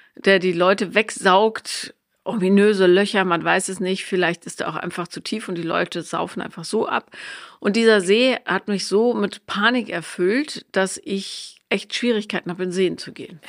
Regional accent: Bonn, North Rhine-Westphalia, Germany; da wo ich aufgewachsen bin, also in Bonn

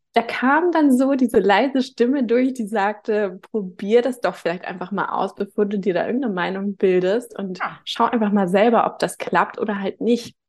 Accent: Hamburg, Germany; moved away as an adult; now in Gran Canaria, Spain; bin geboren und aufgewachsen in Hamburg

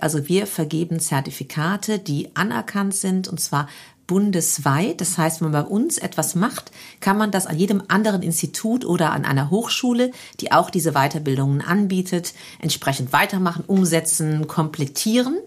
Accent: Neuwied, Rhineland-Palatinate, Germany; Also ich bin aus Feldkirchen gebürtig, mhm. aus dem Stadtteil Feldkirchen, bin hier äh, am rhein gymnasium zur Schule gegangen

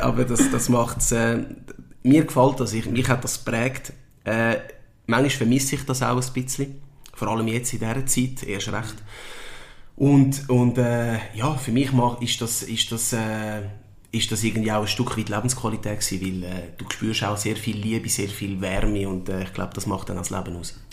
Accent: Winterthur, Zurich, Switzerland; ich bin in der Schweiz geboren und aufgewachsen

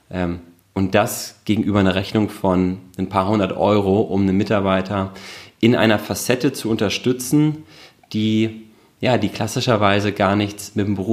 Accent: Hamburg, Germany; born there; now in Berlin, Germany; Ich bin in Hamburg geboren

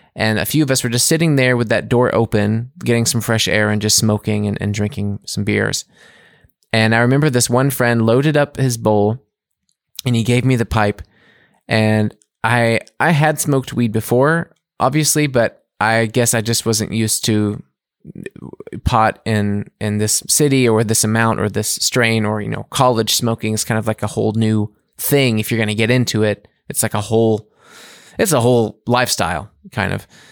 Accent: United States; moved away as an adult; now in Munich, Germany; as an American

